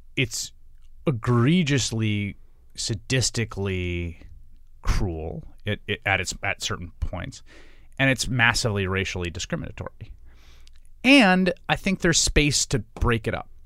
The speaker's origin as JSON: {"language": "English", "region": "New York", "country": "United States", "tie": "born or raised there", "said": "I grew up in New York in the, uh, eighties and nineties"}